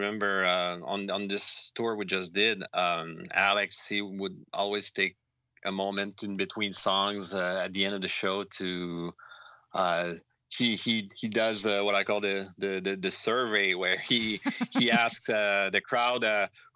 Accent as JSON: {"language": "English", "town": "Montreal", "region": "Quebec", "country": "Canada", "tie": "born or raised there", "said": "my hometown of Montreal"}